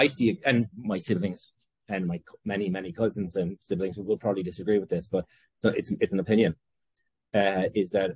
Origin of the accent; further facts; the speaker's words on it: Tipperary, Munster, Ireland; moved away as an adult; now in Brooklyn, United States; I'm from Tipperary, from a farming community in the parish of Ballinahinch.